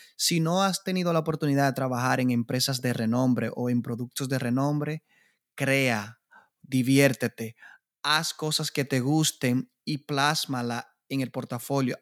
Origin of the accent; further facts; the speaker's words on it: Dominican Republic; en mi país, República Dominicana